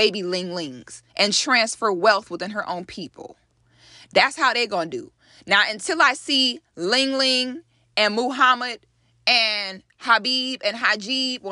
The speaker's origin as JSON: {"language": "English", "country": "United States", "tie": "born or raised there", "said": "an African born in America"}